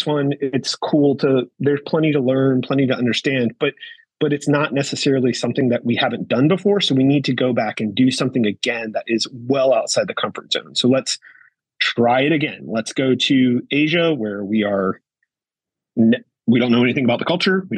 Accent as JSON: {"language": "English", "country": "United States", "said": "We're from USA"}